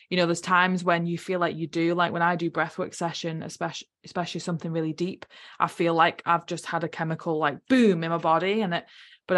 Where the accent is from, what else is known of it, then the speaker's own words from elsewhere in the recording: United Kingdom; moved away as an adult; now in New Zealand; I'm from UK, I'm not a Kiwi